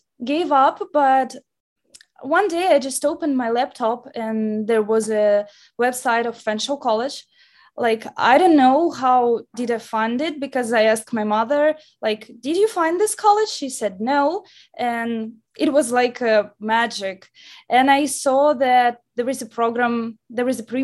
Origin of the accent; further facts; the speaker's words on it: Nizhny Novgorod, Nizhny Novgorod Oblast, Russia; moved away as an adult; now in London, Canada; I'm from Russia, from Nizhny Novgorod. It is a city near to Moscow. And I came here absolutely alone